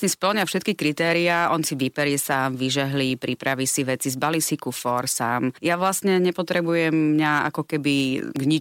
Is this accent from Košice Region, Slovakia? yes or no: yes; Rožňava, Košice Region, Slovakia; ja pochádzam z Rožňavy, čo je vlastne gemer